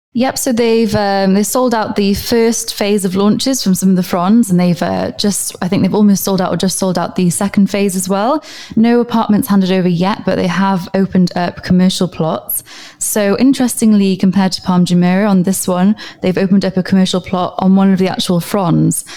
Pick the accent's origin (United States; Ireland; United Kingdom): United Kingdom; Wales; now in Dubai, United Arab Emirates; I'm from Wales myself.